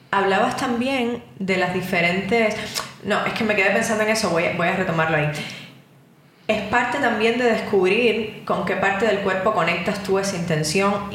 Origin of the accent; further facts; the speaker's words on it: Cuba; moved away; Yo que vengo de Cuba